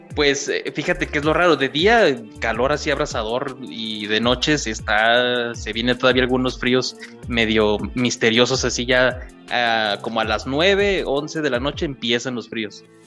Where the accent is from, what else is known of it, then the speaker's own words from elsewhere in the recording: Durango, Mexico; soy de Durango, México